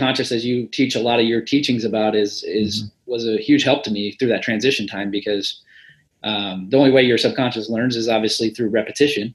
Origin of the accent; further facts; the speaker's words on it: Midwest, United States; I'm from the Midwest